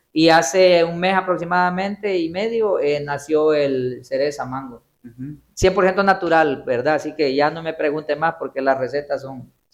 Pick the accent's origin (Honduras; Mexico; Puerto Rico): Honduras; Gracias, Lempira; moved away; soy oriundo de Gracia Lempira